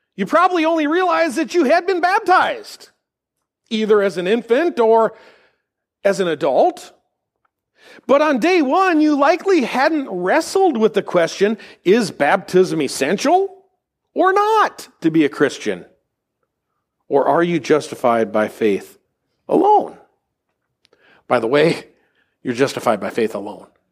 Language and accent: English; United States; we as American Gentiles